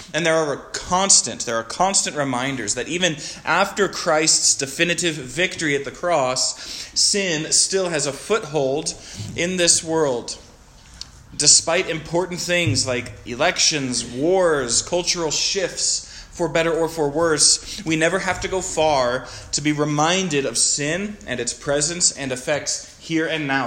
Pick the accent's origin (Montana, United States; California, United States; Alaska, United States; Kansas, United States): Montana, United States; Stevensville; moved away as an adult; also born or lived in Chester, Montana; now in Bozeman, United States; I was born in Chester, if anyone knows where that is, up on the High Line, and from Stevensville